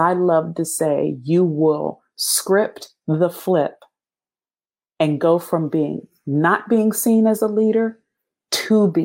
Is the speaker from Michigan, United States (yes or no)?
no; Pennsylvania, United States; moved away; also born or lived in Ohio / South Carolina / Germany; I'm from Pennsylvania. I'd only lived in Ohio and South Carolina